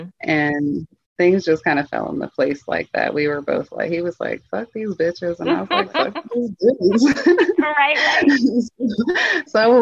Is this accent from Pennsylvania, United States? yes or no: yes; Pittsburgh, Pennsylvania, United States; also born or lived in Atlanta; I'm from Pittsburgh, but I moved to Atlanta and then I moved back